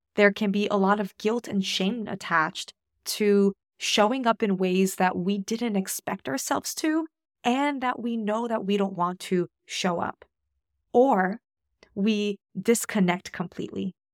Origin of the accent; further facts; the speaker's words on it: United States; moved away as an adult; also born or lived in Australia; now in New Zealand; I'm Polish American